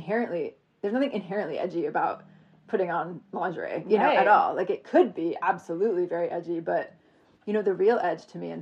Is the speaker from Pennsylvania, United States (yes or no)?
no; Vermont, United States; moved away; I grew up in Vermont, like, in my little Vermont town